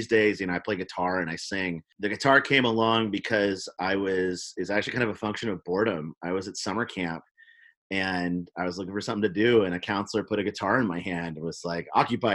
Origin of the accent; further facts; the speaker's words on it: Oakland, California, United States; also born or lived in Memphis, Tennessee; I grew up in Oakland, California, but I'm from Memphis